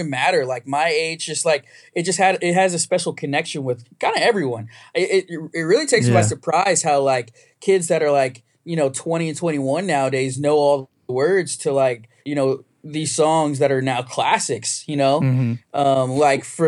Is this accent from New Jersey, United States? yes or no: yes; New Jersey, United States; I was born in New Jersey